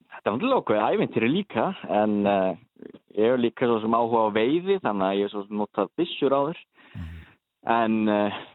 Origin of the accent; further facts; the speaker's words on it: Akureyri, Northeastern Region, Iceland; moved away as an adult; now in Norway; ég er nú frá Akureyri